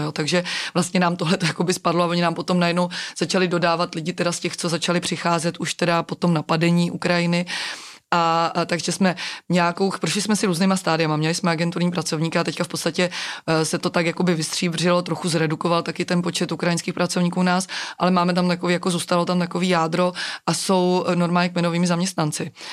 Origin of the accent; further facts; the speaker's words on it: Czechia; jsme Češi